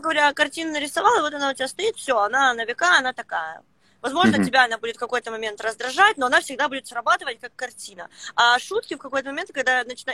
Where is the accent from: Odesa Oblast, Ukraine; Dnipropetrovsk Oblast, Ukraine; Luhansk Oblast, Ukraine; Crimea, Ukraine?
Luhansk Oblast, Ukraine; Luhansk; also born or lived in Saint Petersburg; now in Petah Tikva, Israel; я родилась, короче, в Луганске, а сейчас я живу в Петахтикве